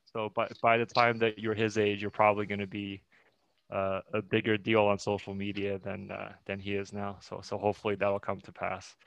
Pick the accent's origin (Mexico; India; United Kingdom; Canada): Canada; Montreal, Quebec; also born or lived in China; I was born in China and my parents uh, and I moved to Montreal when I was uh, seven years old.